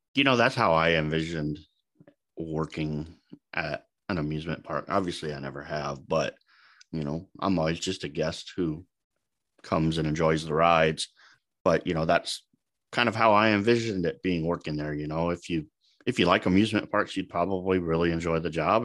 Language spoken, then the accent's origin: English; Omaha, Nebraska, United States; I'm from Omaha, s-, still live here in Omaha.